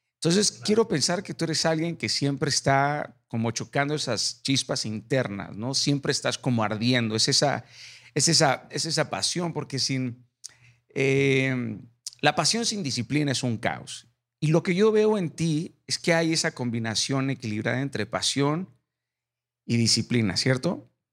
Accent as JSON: {"language": "Spanish", "town": "Mazatlán", "region": "Sinaloa", "country": "Mexico", "tie": "born or raised there", "said": "Yo soy Mazatlán, Sinaloa, y, y, mi infancia fue en Mazatlán"}